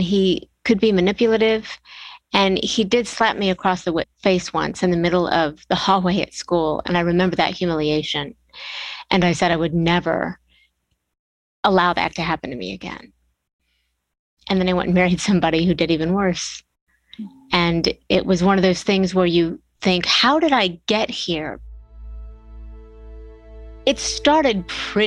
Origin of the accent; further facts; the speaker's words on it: Bellevue, Ohio, United States; I grew up in Bellevue, Ohio, which is a tiny little town smack between Toledo and Cleveland.